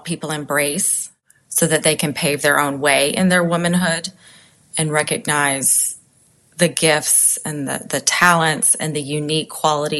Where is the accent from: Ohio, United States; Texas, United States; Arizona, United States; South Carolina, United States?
South Carolina, United States; Charleston; my hometown of Charleston